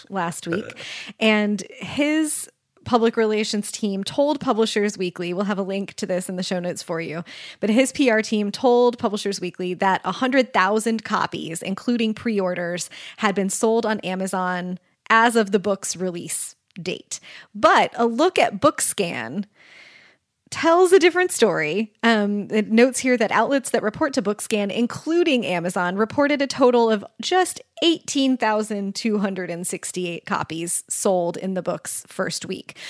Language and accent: English; Kansas City, United States; I grew up in Kansas City